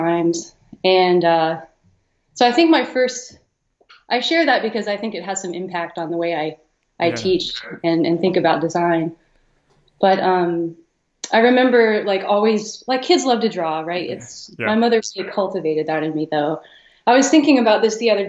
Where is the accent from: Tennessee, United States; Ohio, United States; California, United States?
Ohio, United States; Columbus; I grew up in Columbus, Ohio